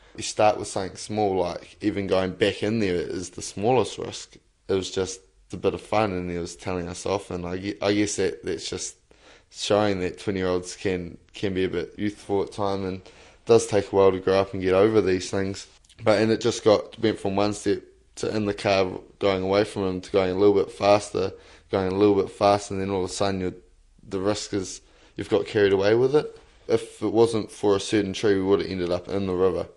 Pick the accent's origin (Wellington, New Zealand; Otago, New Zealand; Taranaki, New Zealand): Wellington, New Zealand; Lower Hutt; I grew up in Lower Hutt, but I moved up here and I've sort of moved from different areas quite a lot